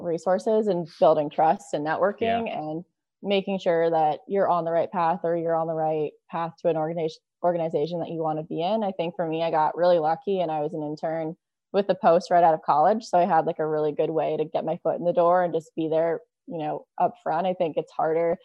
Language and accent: English; Seattle, Washington, United States; moved away; I'm from Seattle.